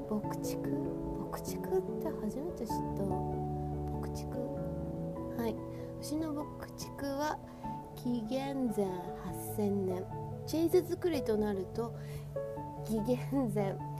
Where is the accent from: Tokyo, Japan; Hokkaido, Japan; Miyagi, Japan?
Hokkaido, Japan; 私私ご本人はまあ北海道育ち